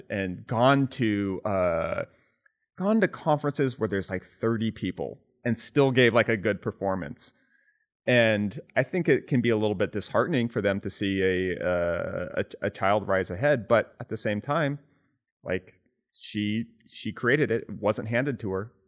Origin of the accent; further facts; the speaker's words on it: California, United States; growing up in California